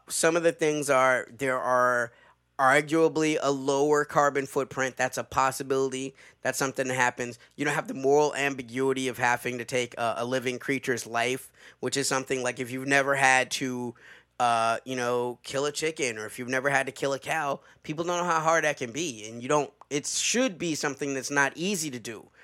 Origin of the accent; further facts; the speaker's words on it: the South, United States; a Southerner